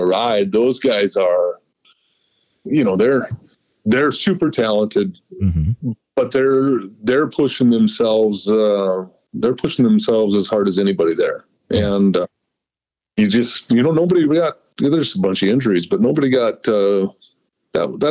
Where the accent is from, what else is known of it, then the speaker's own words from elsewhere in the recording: United States; I'm American through and through.